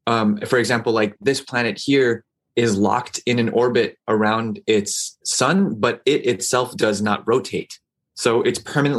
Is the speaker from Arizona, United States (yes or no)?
no; New Mexico, United States; also born or lived in Saudi Arabia; now in New York, United States; I grew up in New Mexico.